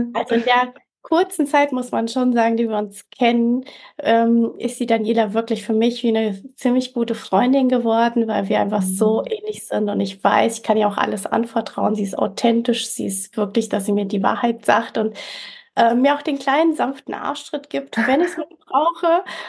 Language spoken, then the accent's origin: German; Fulda, Hesse, Germany; moved away as an adult; also born or lived in Canary Islands, Spain / Mallorca, Spain; ich bin 45, komme aus Fulda, also mitten in Deutschland, in Hessen